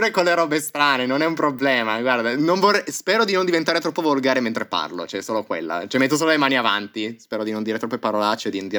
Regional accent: Turin, Piedmont, Italy; moved away as an adult; now in Berlin, Germany; sono un ragazzo di 24 anni di Torino Adesso abito però a Berlino, trapiantato

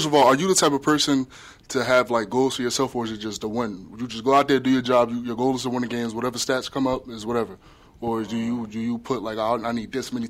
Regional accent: Union, New Jersey, United States; moved away as an adult; now in Springfield, United States; I'm from Union, New Jersey. Close to Newark, New Jersey.

